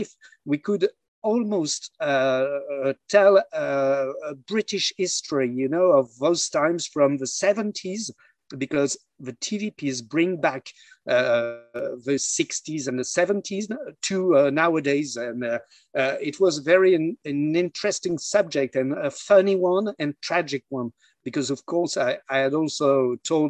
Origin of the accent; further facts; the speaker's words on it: near Lille, Hauts-de-France, France; I was born near Lille in the north of France